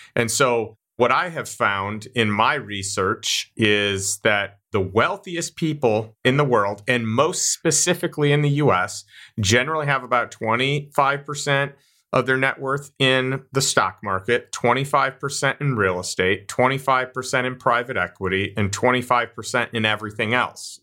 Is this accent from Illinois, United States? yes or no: yes; Chicago, Illinois, United States; I grew up in Chicago